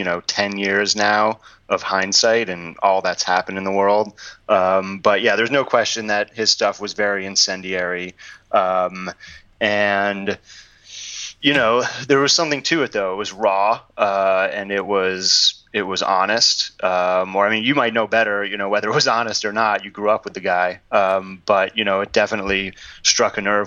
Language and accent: English; New York, United States; also born or lived in Ann Arbor, Michigan; I grew up here in New York, but I went to college there at the University of Michigan